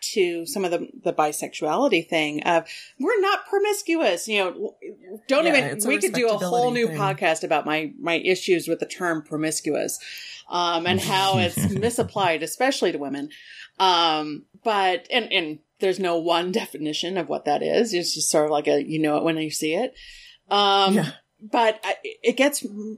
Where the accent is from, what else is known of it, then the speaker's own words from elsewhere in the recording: Southern Colorado, United States; Mexican American and growing up in Southern Colorado